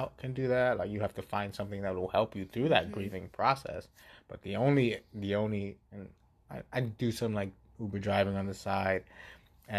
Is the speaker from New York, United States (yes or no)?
yes; New York City, New York, United States; moved away; I'm from the Bronx